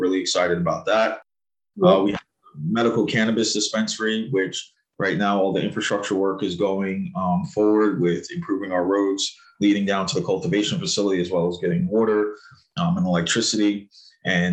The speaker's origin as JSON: {"language": "English", "town": "Riverhead", "region": "New York", "country": "United States", "tie": "born or raised there", "also_born_or_lived": "Huntsville, Alabama / Southampton, New York / Manhattan, New York", "said": "Came up back to home to New York when I was 5 years old. My mom's home state. Went to Riverhead schooling until seventh grade. Came to Southampton in eighth grade. Graduated Southampton High School."}